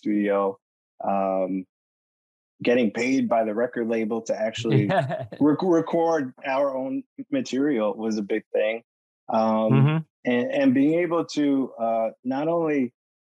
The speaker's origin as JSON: {"language": "English", "town": "New York City", "region": "New York", "country": "United States", "tie": "born or raised there", "said": "I grew up in Brooklyn, New York"}